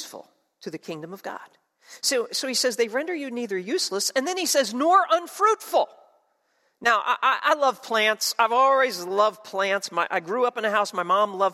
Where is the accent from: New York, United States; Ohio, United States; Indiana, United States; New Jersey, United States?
New Jersey, United States; moved away; Where I grew up in South Jersey